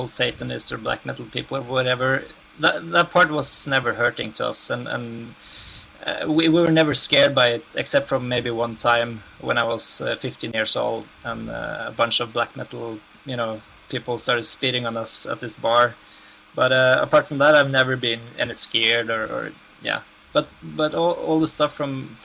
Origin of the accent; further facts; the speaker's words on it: Norway; in Norway that, you know, since our healthcare system is so good